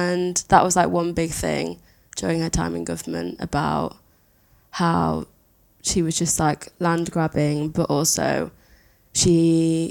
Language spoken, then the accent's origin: English; Matlock, East Midlands, United Kingdom; also born or lived in Exeter; I'm from the north of England. I'm from a town called Matlock